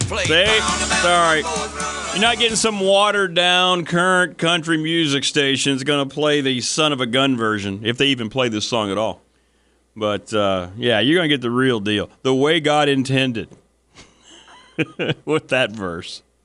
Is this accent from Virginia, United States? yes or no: yes; Virginia, United States